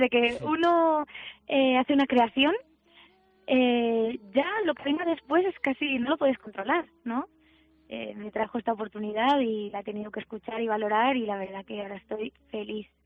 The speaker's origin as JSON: {"language": "Spanish", "town": "Alicante", "region": "Valencian Community", "country": "Spain", "said": "yo soy de Alicante y en mi tierra se dice palante como"}